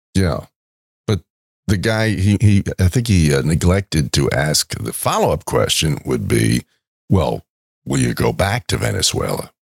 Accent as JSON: {"language": "English", "region": "New York", "country": "United States", "tie": "born or raised there", "moved": "yes", "said": "when I was growing up in New York"}